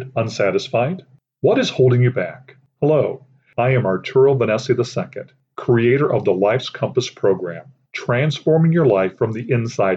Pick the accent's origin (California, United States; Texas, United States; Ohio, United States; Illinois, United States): Illinois, United States; Aurora; I grew up in Aurora, Illinois, a large city about 45 minutes west of Chicago. I have lived there the majority of my life